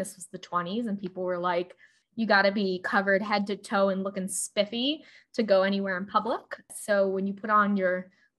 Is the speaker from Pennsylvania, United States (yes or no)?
yes; Pennsylvania, United States; also born or lived in Allentown, Pennsylvania (birthplace); If you've ever heard the … famously about my hometown, but named about the place where I was born because it sounded better.